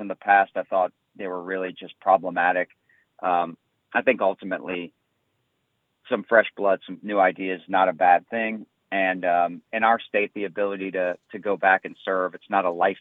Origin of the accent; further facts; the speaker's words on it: St. Bernard Parish, Louisiana, United States; I grew up in St. Bernard Parish.